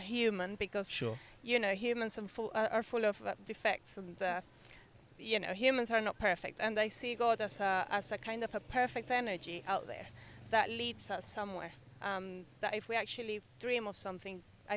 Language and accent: English; Venezuela; now in United Kingdom; I grew up in Venezuela, so it's a country that used to be rich